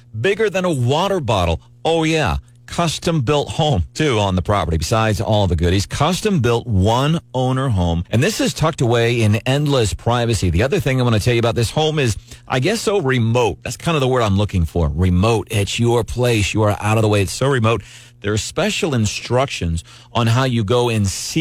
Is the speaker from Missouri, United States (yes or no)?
yes; St. Louis, Southeast Missouri, United States; also born or lived in Perry County, Missouri; I spent some years growing up in Southeast Missouri, in Perry County, Missouri